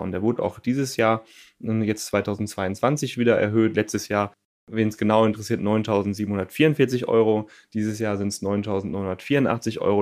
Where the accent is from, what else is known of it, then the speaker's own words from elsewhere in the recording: North Rhine-Westphalia, Germany; now in Cologne, Germany; Ich komme gebürtig vom Niederrhein, lebe aber seit vielen Jahren in der wunderschönen Stadt Köln